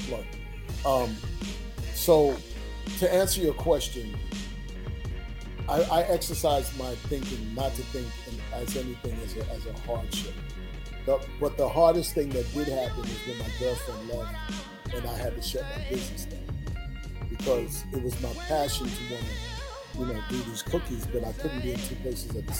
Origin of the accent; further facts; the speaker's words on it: New York City, New York, United States; I still live in the Bronx. Born and raised in the Bronx